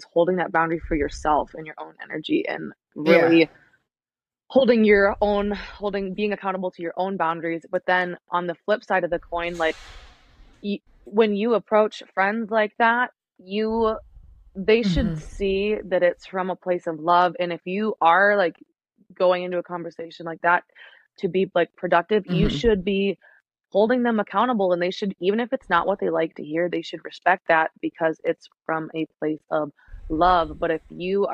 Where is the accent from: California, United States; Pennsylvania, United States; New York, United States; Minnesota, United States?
Minnesota, United States; moved away; I'm from Minnesota. My parents live there.